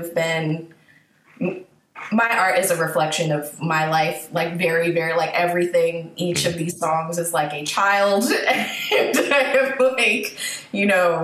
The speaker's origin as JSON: {"language": "English", "area": "Laurel, Prince George's County / Howard County", "region": "Maryland", "country": "United States", "tie": "born or raised there", "also_born_or_lived": "Baltimore, Maryland", "said": "I grew up for my first 10 years were in PG Laurel."}